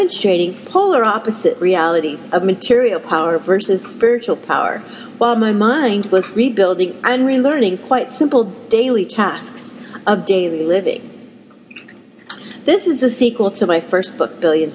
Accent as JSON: {"language": "English", "town": "Denver", "region": "Colorado", "country": "United States", "tie": "born or raised there", "said": "I grew up in Midwest town in Denver, Colorado"}